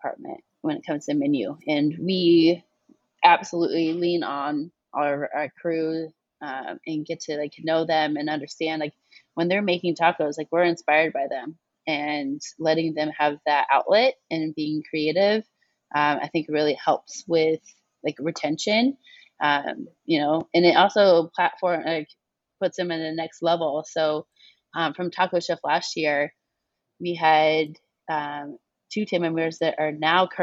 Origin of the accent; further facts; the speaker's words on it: Kansas City, Missouri, United States; moved away as an adult; now in Chicago, United States; born and raised in Kansas City, and I moved